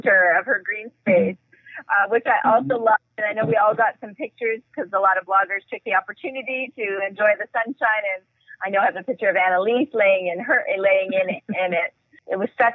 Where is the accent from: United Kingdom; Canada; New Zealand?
Canada; being the Canadian on the call here